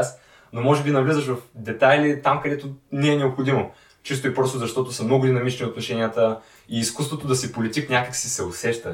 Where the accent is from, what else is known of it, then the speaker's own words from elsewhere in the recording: Sliven, Sliven Province, Bulgaria; moved away as an adult; now in Sofia, Bulgaria; по принцип съм от Сливен